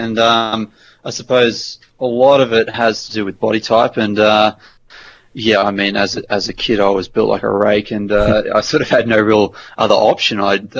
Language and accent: English; Snowy Mountains region, New South Wales, Australia; I grew up in the Snow Mountains region